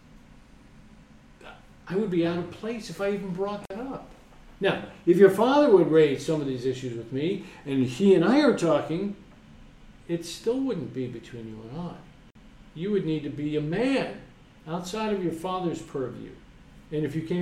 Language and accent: English; New York, United States; Maybe I'm from New York